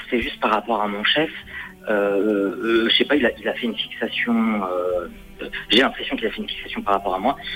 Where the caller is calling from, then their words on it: Lyon, Auvergne-Rhône-Alpes, France; j'étais près de Limoges et là, je suis redescendu sur Lyon.